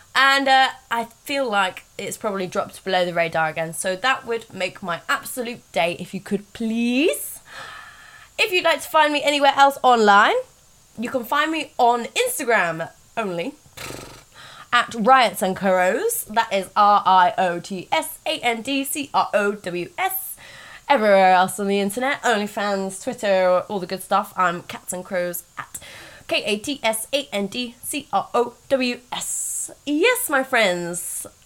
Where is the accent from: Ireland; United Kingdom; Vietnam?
United Kingdom; Reading, South East England; Reading is my hometown. Oh, is it? Yeah, I grew up there.